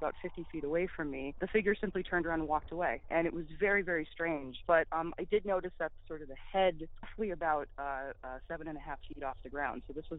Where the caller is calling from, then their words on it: Massachusetts, United States; Hi, I'm calling from Massachusetts.